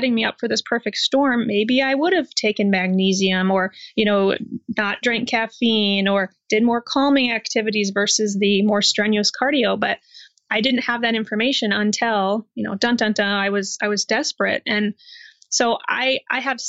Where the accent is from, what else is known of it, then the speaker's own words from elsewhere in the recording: Iowa, United States; I'm from Iowa in the United States, and I was raised in what I consider to be a really healthy family